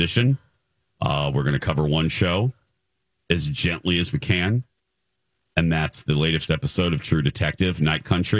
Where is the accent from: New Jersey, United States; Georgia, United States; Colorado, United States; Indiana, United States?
Indiana, United States; moved away; Indiana. My home state, of course.